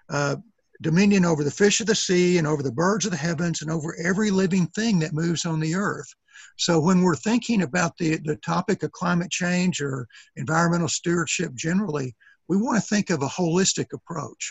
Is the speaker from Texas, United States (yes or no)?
yes; East Texas, United States; I'm from East Texas